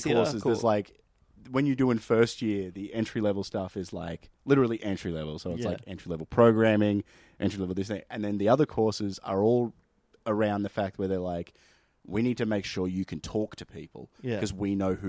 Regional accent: Benalla, Victoria, Australia; man, literally growing up in Benalla, the only reason I ended up going into IT was because people were suggesting it to me.

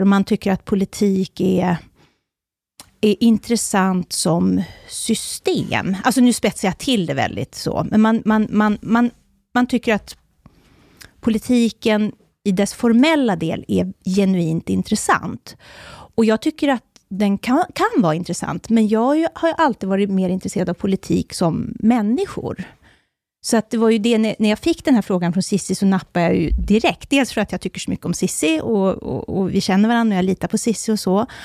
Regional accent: Borlänge, Dalarna County, Sweden; moved away; also born or lived in Uppsala / Stockholm; jag växte upp i Borlänge

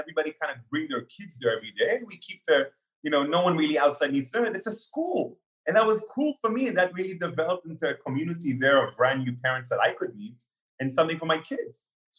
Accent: Israel; born there; also born or lived in Canada / Russia; You know, I was born in Israel, but then lived in Canada, Israel, and Russia for 10 years each in my life.

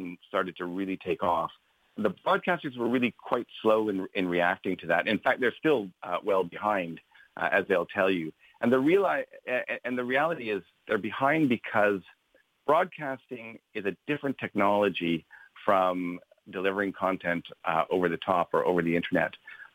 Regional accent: Canada; moved away as an adult; also born or lived in London; now in Ireland; As you can tell by my accent, I'm not local. I grew up in Canada

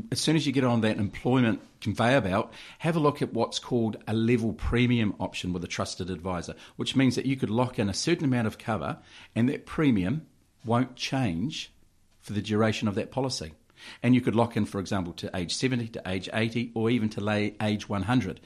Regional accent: Waipukurau, Hawke's Bay, New Zealand; born and raised in Waipogrell, went to the Waipogrell Primary School, Central Hawke's Bay College

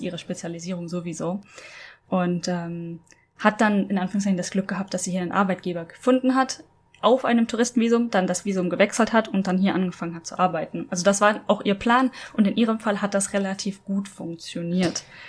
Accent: Germany; moved away as an adult; also born or lived in Norway; ich als Deutsche in Norwegen gewohnt habe

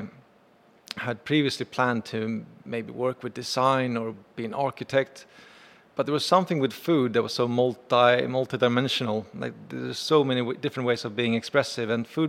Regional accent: Sweden; now in New York, United States; So I came to New York from Sweden on holiday to visit many, many years ago.

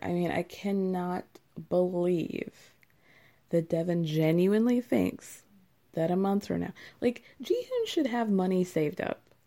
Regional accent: United States

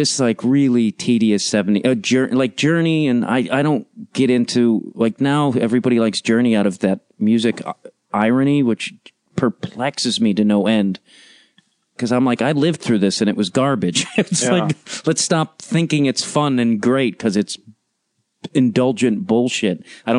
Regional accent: outside of Chicago, Illinois, United States; moved away as an adult; now in Los Angeles, United States; I grew up outside of Chicago

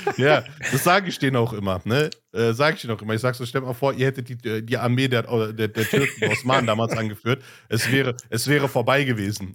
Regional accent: Ruhr area, North Rhine-Westphalia, Germany; ich komme aus dem Ruhrgebiet

